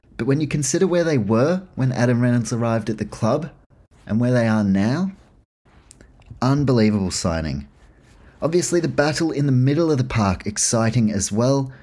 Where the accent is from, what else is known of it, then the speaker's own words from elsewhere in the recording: New Zealand; as a Kiwi